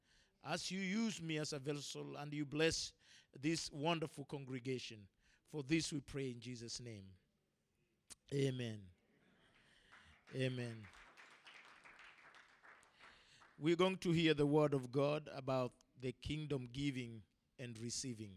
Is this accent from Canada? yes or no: no; Kenya; as an African, as a Kenyan, as a man who was born without